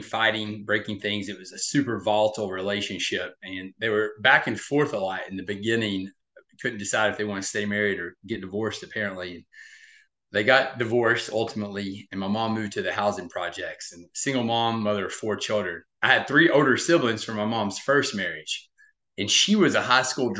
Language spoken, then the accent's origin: English; Murray, Kentucky, United States; also born or lived in California; now in Nashville, United States; I was born in a small town called Murray, Kentucky, but I now reside a few hours south in the Nashville, Tennessee area